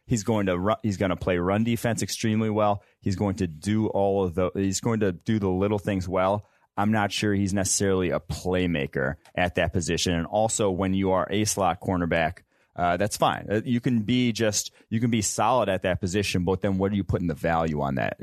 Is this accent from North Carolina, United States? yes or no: no; Champaign, Illinois, United States; I'm from Champaign, Illinois